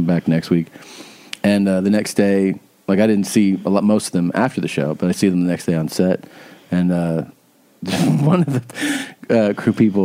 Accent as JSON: {"language": "English", "region": "Florida", "country": "United States", "tie": "born or raised there", "also_born_or_lived": "Ohio", "moved": "yes", "said": "I spent time growing up in Florida."}